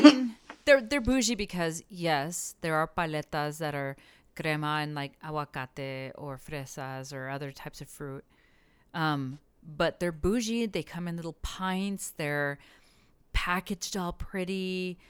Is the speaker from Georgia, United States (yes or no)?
no; El Paso, Texas, United States; growing up in El Paso